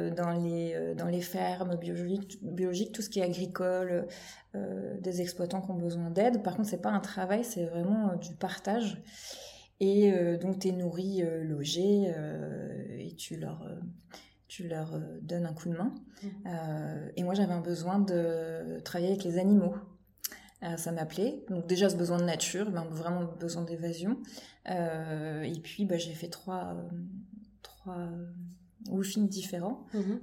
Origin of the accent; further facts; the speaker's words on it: Normandy, France; also born or lived in Palaiseau, France / Paris region, France; now in Loire-Atlantique, France; je suis normande de, de, base, mais j'ai vécu une grande partie région parisienne